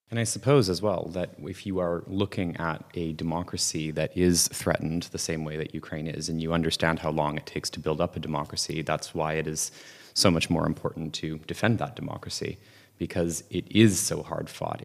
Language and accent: English; Canada; growing up in Canada at the time